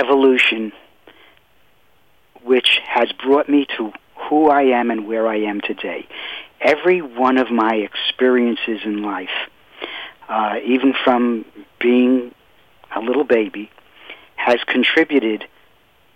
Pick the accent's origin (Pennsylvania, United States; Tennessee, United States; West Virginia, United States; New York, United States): New York, United States; New York City; I grew up in Brooklyn, New York.